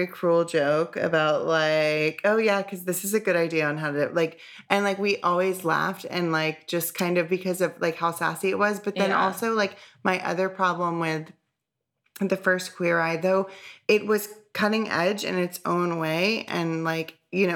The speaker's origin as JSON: {"language": "English", "region": "the South", "country": "United States", "said": "as a Southerner"}